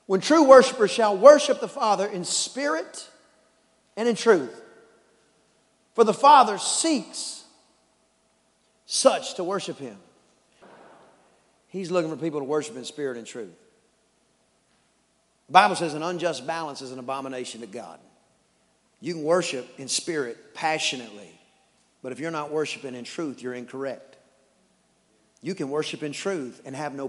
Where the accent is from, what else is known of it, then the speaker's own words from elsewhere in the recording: East Texas, United States; I'm from East Texas